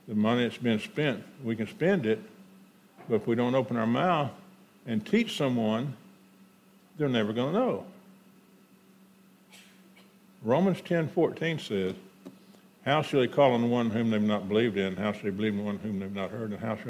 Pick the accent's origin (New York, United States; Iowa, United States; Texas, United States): Texas, United States; Houston; also born or lived in Conroe, Texas; when I was 12, we moved from Houston, Texas to Conroe, Texas